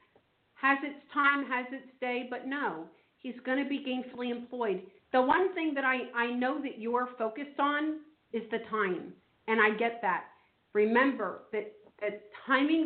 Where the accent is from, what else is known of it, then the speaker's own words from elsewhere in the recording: New Jersey, United States; I'm from New Jersey